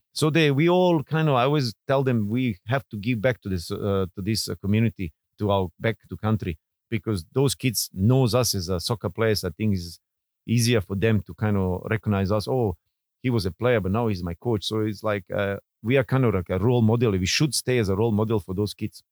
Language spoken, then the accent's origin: English; Bosnia & Herzegovina; born or raised there; English is a second language; moved away as an adult; now in Singapore